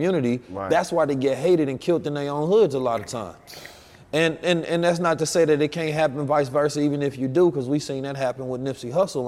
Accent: Oakland, California, United States; also born or lived in St. Louis, Missouri; I was born in St. Louis, raised in Oakland

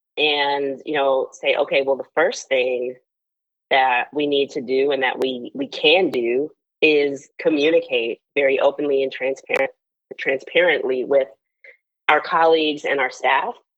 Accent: Charlotte, North Carolina, United States; moved away as an adult; also born or lived in Washington, D.C.; now in Charlotte, United States; I grew up in Charlotte

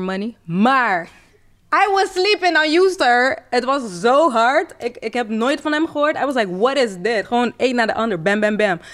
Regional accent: Rotterdam, South Holland, Netherlands; ik kom uit Rotterdam.

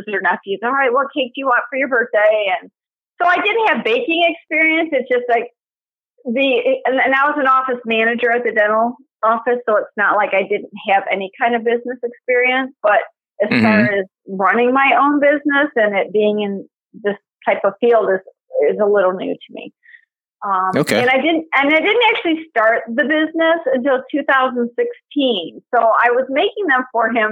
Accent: Detroit, Michigan, United States; also born or lived in Livonia, Michigan; I was born and raised in Detroit and moved to Livonia about 2002

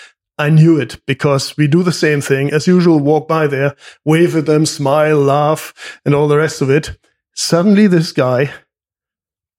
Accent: Germany; also born or lived in United Kingdom; now in Vancouver, Canada; my hometown, Nyla

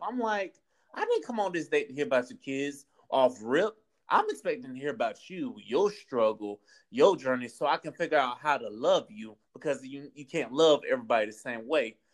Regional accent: Florida, United States; accent: Southern; also born or lived in North Carolina / Georgia / Texas / Tallahassee, Florida; I'm born and raised in Florida.

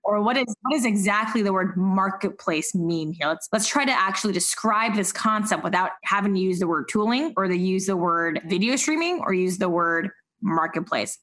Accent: Silicon Valley, California, United States; moved away as an adult; now in New York, United States; having grown up in Silicon Valley

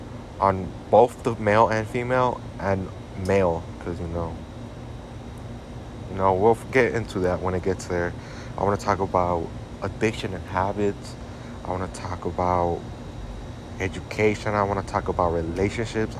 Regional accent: Chicago, Illinois, United States; Born and raised in Chicago

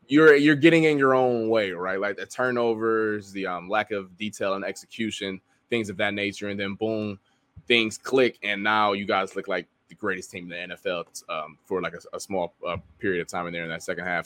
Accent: Ohio, United States; I'm from Ohio

